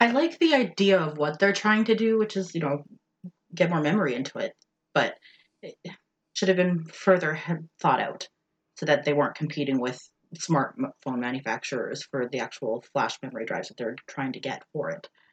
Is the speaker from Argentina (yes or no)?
no; Canada; I am Canadian